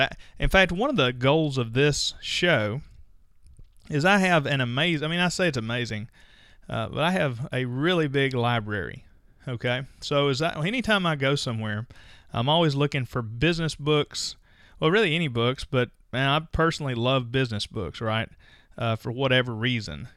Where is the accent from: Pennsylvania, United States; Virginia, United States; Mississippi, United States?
Mississippi, United States; I'm from Mississippi